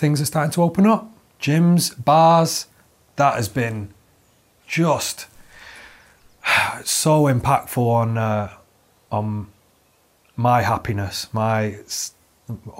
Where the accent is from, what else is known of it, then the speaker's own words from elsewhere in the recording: Manchester, North West England, United Kingdom; I'm from Manchester